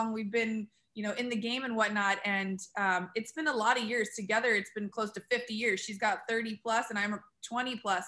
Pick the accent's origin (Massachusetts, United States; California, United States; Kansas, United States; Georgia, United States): California, United States; San Diego; I grew up in San Diego